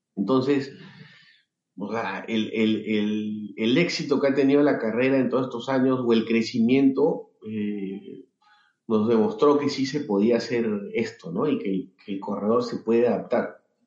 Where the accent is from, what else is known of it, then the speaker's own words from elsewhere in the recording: Lima, Peru; soy de Perú, nací en Lima